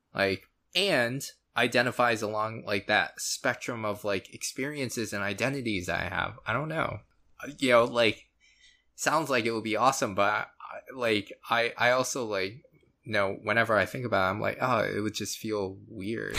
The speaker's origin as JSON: {"language": "English", "region": "Florida", "country": "United States", "tie": "born or raised there", "said": "I was born in the States, in Florida."}